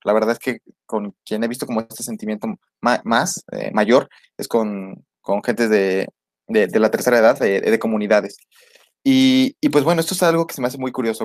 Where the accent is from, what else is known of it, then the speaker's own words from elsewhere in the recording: Mexico; salgo de México y digo, híjoles, cómo me gustaría, no sé, estar comiendo ahorita con mi familia